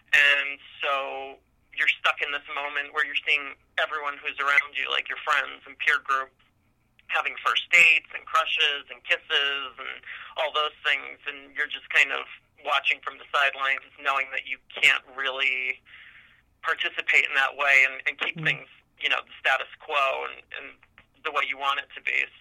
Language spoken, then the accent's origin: English; Union, New Jersey, United States; moved away as an adult; now in Bainbridge, New York, United States; I grew up in North New Jersey in a town called Union. Um, very comfortable, kind of middle class background.